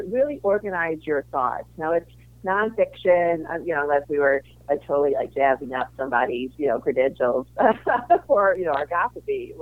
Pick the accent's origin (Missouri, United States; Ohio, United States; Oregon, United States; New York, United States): Missouri, United States; St. Louis; also born or lived in Chicago; I grew up in St. Louis, Missouri, and I went to school in Chicago